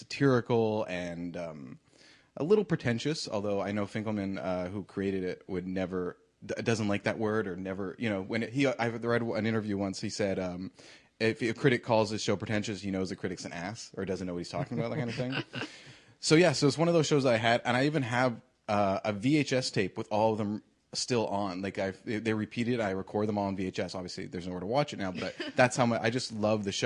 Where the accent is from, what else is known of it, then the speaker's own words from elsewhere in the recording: Canada; I'm a Canadian